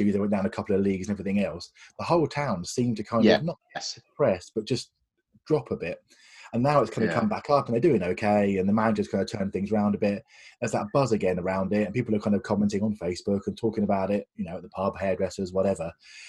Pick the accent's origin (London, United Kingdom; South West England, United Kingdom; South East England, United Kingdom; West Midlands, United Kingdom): South East England, United Kingdom; Dover; moved away as an adult; now in Southampton, United Kingdom; I'm relatively new to Southampton. I moved down here in my 20s. And I'm from Dover